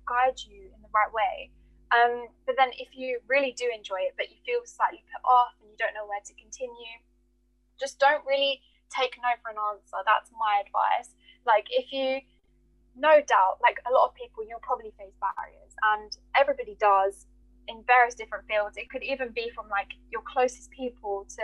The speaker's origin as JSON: {"language": "English", "country": "Kosovo", "moved": "yes", "lives_now": "United Kingdom", "said": "my home country, Kosovo"}